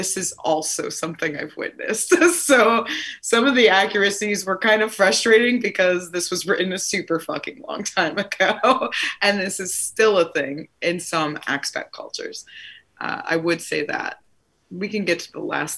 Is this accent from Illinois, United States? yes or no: no; Buffalo, New York, United States; I'm from Buffalo, New York